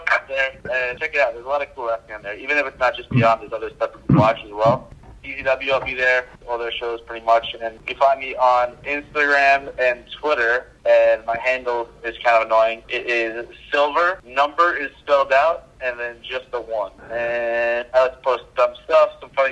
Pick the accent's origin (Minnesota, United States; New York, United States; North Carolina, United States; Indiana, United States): New York, United States; Long Island; I'm from Long Island.